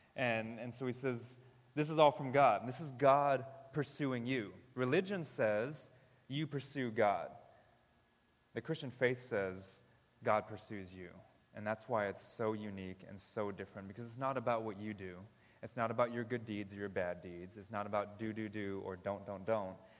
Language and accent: English; United States; I'm American